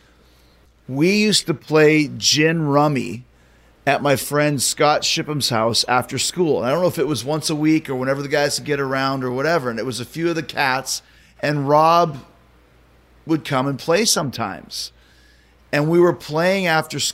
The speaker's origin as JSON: {"language": "English", "town": "Winnipeg", "region": "Manitoba", "country": "Canada", "tie": "born or raised there", "moved": "yes", "said": "I grew up in Winnipeg, and I went to a high school called Westwood Collegiate"}